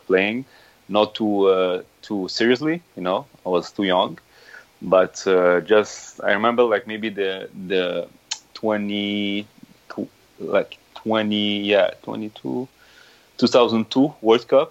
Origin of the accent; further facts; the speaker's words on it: Montreal, Quebec, Canada; English is a second language; also born or lived in Casablanca, Morocco; I came in Montreal when I was 7 years old. So I was born in Morocco. Casablanca, and I went to Canada when I was 7 years old with all my family